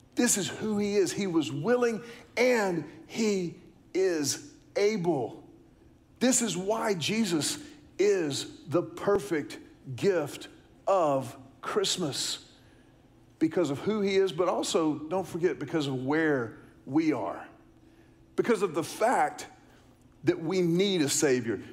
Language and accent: English; Houston, Texas, United States; I was growing up in Houston